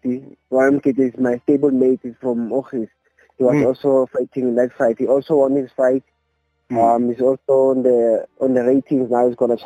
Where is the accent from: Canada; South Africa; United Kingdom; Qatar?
South Africa; Mbeke, Mpumalanga; I'm from Mbeke in Mpumalanga.